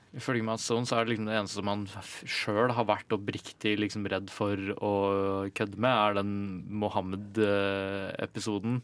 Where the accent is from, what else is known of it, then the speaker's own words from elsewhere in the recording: Ringebu, Innlandet, Norway; Jeg er fra Ringebu i Gudbrandsdalen.